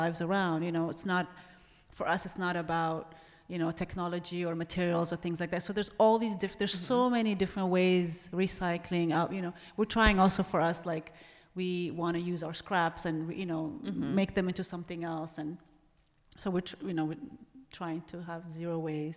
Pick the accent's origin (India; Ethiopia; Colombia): Ethiopia; moved away; growing up in Ethiopia